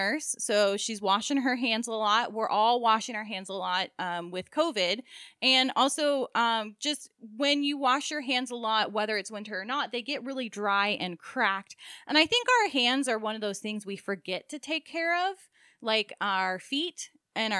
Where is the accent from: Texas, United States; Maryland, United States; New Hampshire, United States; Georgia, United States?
Maryland, United States; now in South Florida, United States; we grew up in Maryland